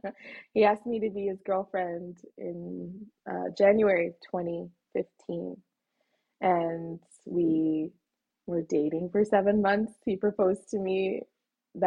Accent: Canada; also born or lived in Egypt; I was born in Egypt, but my parents are Sudanese. So they met in Egypt, got married, had me. And when I was 3 years old, we immigrated to Canada. So I've lived here in Canada my whole life.

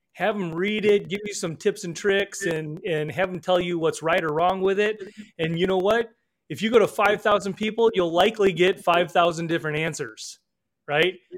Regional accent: northern Illinois, United States; also born or lived in Seoul, South Korea; grew up in northern Illinois.

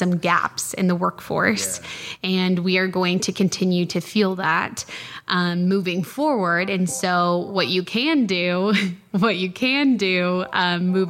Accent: outside of Denver, Colorado, United States; now in Midland, United States; I'm a transplant. I grew up outside of Denver.

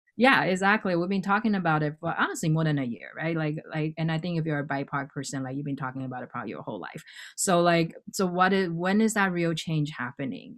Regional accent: Hawaii, United States; moved away as an adult; now in New York, United States; I didn't grow up in New York. I grew up in Hawaii

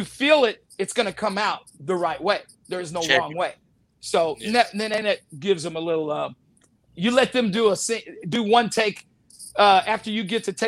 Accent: the South, United States; moved away; I grew up in the South as my mom being Cherokee and my dad being Black, but living in a white neighborhood

